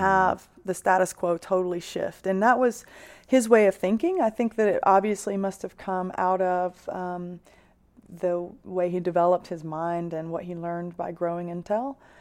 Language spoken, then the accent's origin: English; Six Mile, South Carolina, United States; moved away as an adult; also born or lived in Moscow; I grew up in a town in South Carolina called Six Mile